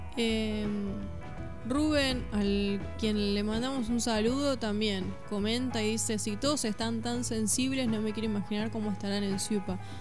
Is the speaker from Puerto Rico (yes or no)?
no; Mercedes, Buenos Aires Province, Argentina; now in Suipacha, Argentina; yo que soy de Mercedes